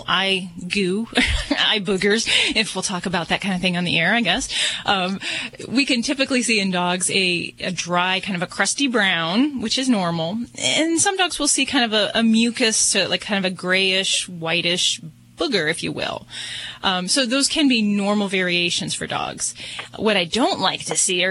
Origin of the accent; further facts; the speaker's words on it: Hoosier, Indiana, United States; I'm a fellow Hi. Hoosier, too